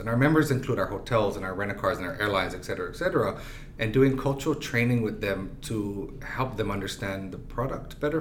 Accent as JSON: {"language": "English", "region": "Ohio", "country": "United States", "said": "I'm from Ohio"}